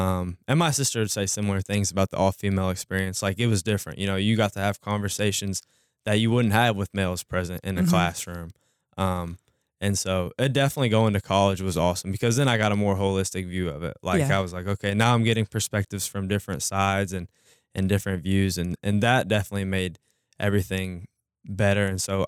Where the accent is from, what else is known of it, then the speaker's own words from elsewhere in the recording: Louisville, Kentucky, United States; also born or lived in Carrollton, Georgia / Henryville, Indiana; So I was born in Carrollton, Georgia. {S0} Okay. {S1} And my family has moved around because of my dad's job. He's a high school teacher, football coach. And so we lived in Louisville right after I was born in Georgia.